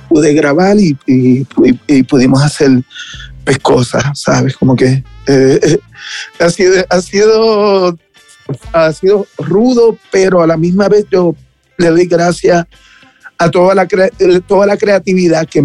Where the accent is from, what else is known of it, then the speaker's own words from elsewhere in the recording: Mexico; el no poder estar en, en mi país, porque México es mi país, ¿entiendes? ¿Sabes? Es mi casa